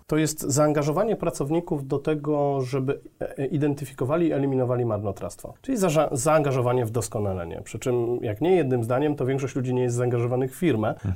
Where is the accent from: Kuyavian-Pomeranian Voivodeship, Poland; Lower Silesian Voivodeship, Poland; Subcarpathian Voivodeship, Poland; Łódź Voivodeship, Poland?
Lower Silesian Voivodeship, Poland; a small town near Jelenia Góra; also born or lived in Wrocław / Germany; ja pochodzę z Jeleniej Góry, z mhm. małej miejscowości pod Jelenią Górą właściwie